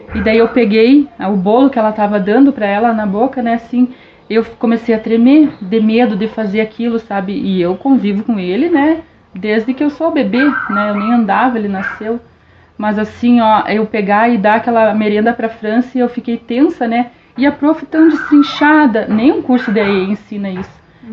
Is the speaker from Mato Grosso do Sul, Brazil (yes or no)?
yes; Dourados, Mato Grosso do Sul, Brazil; moved away; Em 89, quando nós viemos embora do Mato Grosso do Sul. Nós somos naturais do, de Dourados, do Mato Grosso do Sul